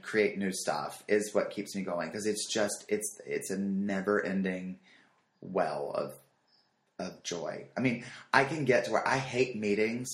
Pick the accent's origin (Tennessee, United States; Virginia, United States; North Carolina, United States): North Carolina, United States; moved away; I'm from North Carolina